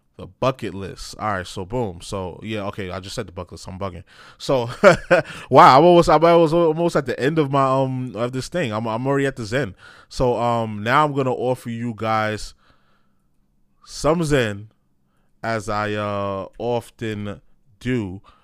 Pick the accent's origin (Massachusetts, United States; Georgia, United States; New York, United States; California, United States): New York, United States; I'm from New York.